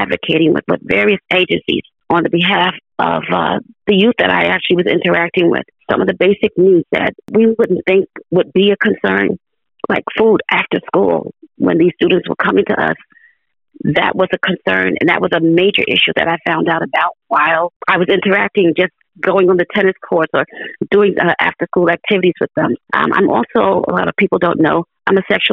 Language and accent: English; Jersey City, New Jersey, United States; moved away as an adult; also born or lived in East Orange, New Jersey; now in Trenton, United States; I was born and raised in Jersey City